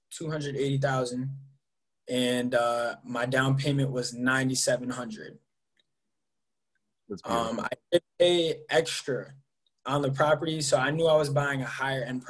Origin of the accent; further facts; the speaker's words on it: Enfield, Connecticut, United States; I'm from Enfield, Connecticut